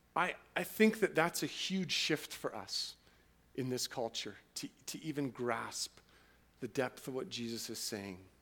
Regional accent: Canada; twenty-first century autonomous, individualistic, wealthy Canadians

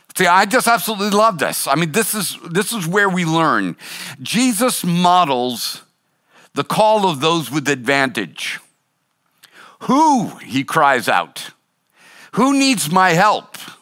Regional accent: Boston, Massachusetts, United States; I was born and raised in Boston

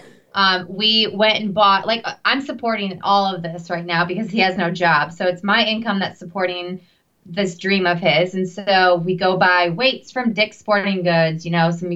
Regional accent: Battle Creek, Michigan, United States; moved away as an adult; also born or lived in Naples, Florida; where Devin and I are from, Battle Creek, Michigan, that's also the headquartered location for the Kellogg Company. So I grew up in Cereal City, basically.

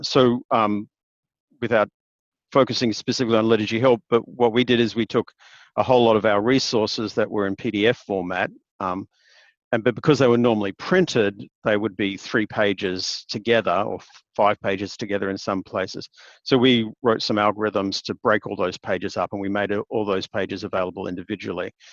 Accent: Queensland, Australia; now in Hobart, Australia; Though I'm actually a Queenslander by birth, um, which is on the other end of the country.

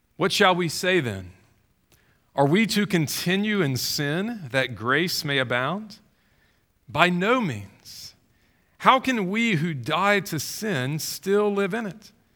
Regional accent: Baton Rouge, Louisiana, United States; I grew up in Baton Rouge

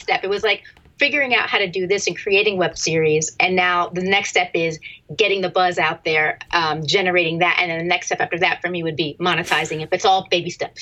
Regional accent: Easton, Pennsylvania, United States; I was born and raised in Easton, Pennsylvania

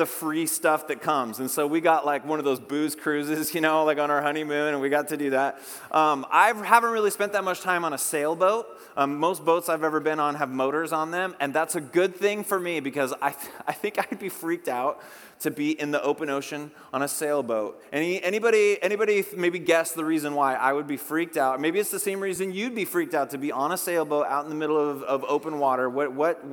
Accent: Whidbey Island, Puget Sound, Washington, United States; I grew up on Whidbey Island up in the Puget Sound

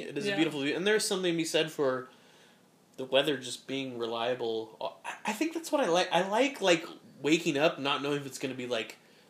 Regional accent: United States

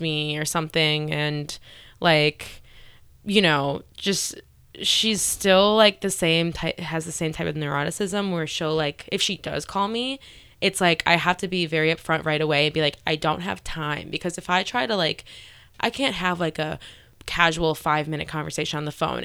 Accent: Cary, Illinois, United States; I grew up in the northwest suburbs of Chicago

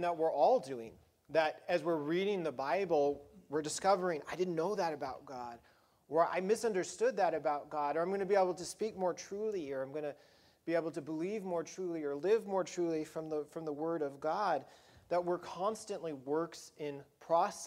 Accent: Colorado, United States; where I grew up in Colorado

